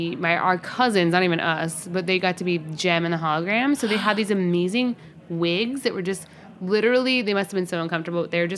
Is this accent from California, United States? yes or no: no; Indiana, United States; We're from Indiana, of course.